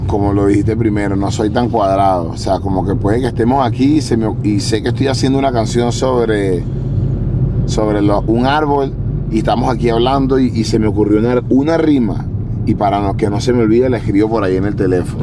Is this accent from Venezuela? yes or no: yes; Venezuela; moved away; also born or lived in Spain; Yo como soy latino y, él es de por allá de mi zona